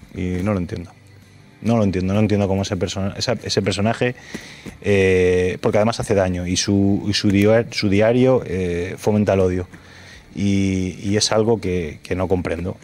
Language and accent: Spanish; Fuenlabrada, Community of Madrid, Spain